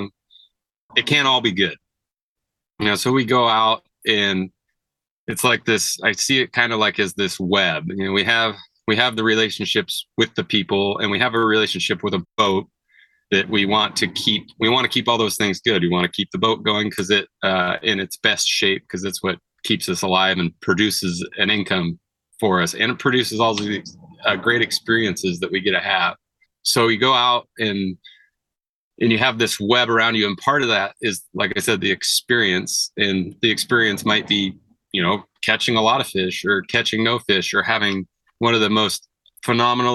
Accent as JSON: {"language": "English", "area": "Siletz River", "region": "Oregon", "country": "United States", "tie": "born or raised there", "said": "I grew up on the Siletz River. It's one of the better steelhead rivers in Oregon"}